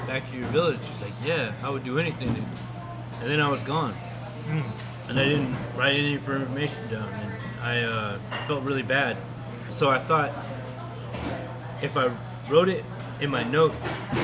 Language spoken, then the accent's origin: English; Copper Center, Alaska, United States; now in Anchorage, United States; I grew up in Copper Center, but I've been paying rent in Anchorage for a while now.